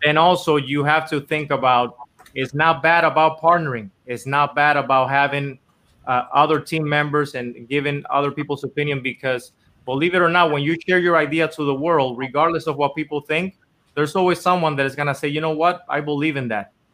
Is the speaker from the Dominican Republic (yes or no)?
yes; Dominican Republic; moved away as an adult; now in Los Angeles, United States; I was born and raised in Dominican Republic my whole life. And I actually came here to LA to, to try to do music